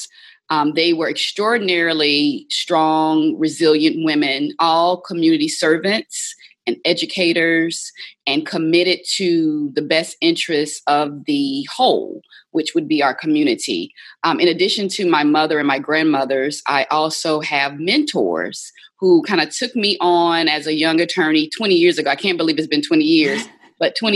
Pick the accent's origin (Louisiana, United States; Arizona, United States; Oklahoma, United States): Louisiana, United States; Baton Rouge; moved away as an adult; also born or lived in Atlanta, Georgia / New Orleans, Louisiana; Growing up in Baton Rouge, Louisiana